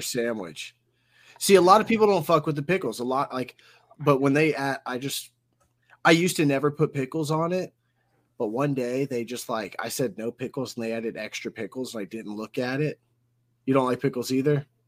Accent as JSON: {"language": "English", "region": "Georgia", "country": "United States", "said": "I'm from Georgia"}